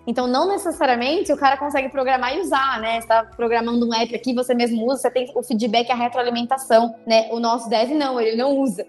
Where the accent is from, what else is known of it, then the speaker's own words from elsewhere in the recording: Itajubá, Minas Gerais, Brazil; Eu sou do sul de Minas Gerais, sou de uma cidade que chama Itajubá